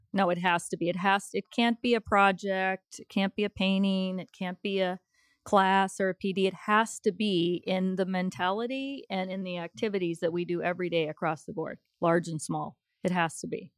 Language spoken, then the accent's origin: English; Colorado, United States; moved away as an adult; also born or lived in Arizona / Denver; now in Evansville, United States; I am originally from Colorado